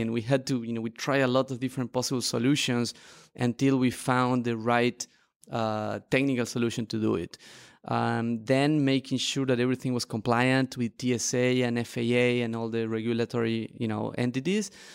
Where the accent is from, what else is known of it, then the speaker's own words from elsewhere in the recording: Argentina; moved away as an adult; also born or lived in Barcelona; I am a traveler and an entrepreneur, originally from Argentina